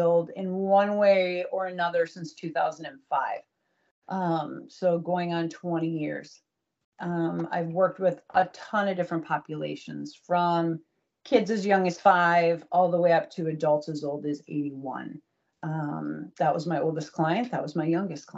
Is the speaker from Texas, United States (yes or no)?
no; Troy, Michigan, United States; So born and raised in Troy, Michigan.